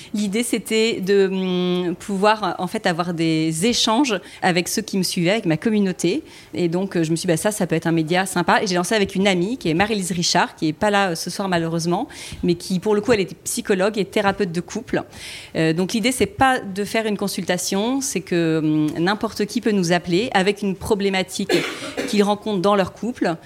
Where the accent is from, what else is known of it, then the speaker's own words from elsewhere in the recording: Toulon, Provence-Alpes-Côte d'Azur, France; Je viens de Toulon.